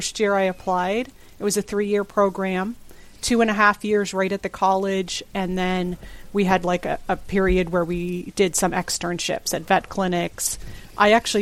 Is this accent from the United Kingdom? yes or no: no; Canada; moved away as an adult; also born or lived in Prince Edward Island; now in New Jersey, United States; even though I was born in Canada, my father's American